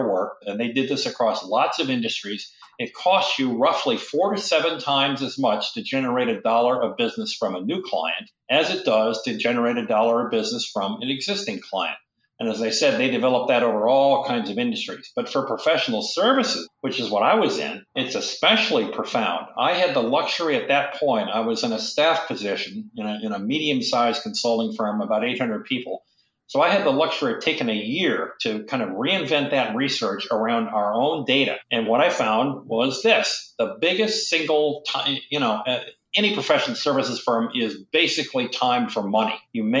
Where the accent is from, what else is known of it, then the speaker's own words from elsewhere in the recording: Michigan, United States; also born or lived in South Dakota / Syracuse; now in Boston, United States; I grew up in South Dakota, Michigan, mostly Michigan, upstate New York, Syracuse, and then to New York and, you know, then Boston and so forth.